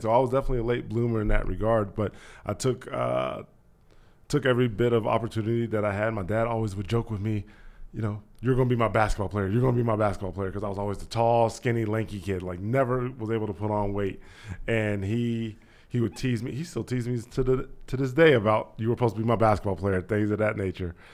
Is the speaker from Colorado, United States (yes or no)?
no; Dayton, Ohio, United States; also born or lived in Kentucky / Miamisburg, Ohio; Born in Kentucky, was brought up in Dayton, Ohio because my parents were seeking opportunities, better opportunities for work and for school